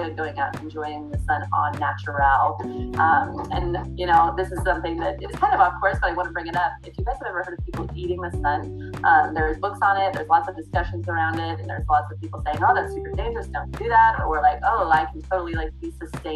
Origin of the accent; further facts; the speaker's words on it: Midwest, United States; Growing up in the Midwest, it is agriculture country out here